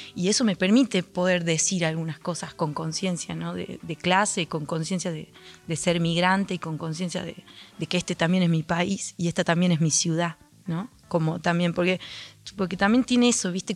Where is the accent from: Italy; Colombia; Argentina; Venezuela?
Argentina; Andalgalá, Catamarca; moved away as an adult; Yo soy de Andalgala.